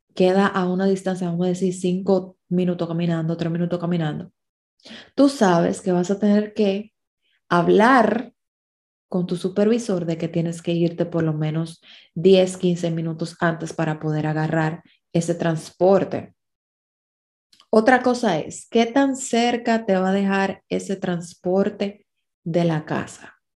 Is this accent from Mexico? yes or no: no; Dominican Republic; a los dominicanos nos toca vivir con colombianos